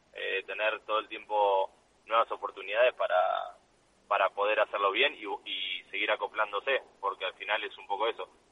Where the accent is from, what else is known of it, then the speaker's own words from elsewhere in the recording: Argentina; a nosotros como argentinos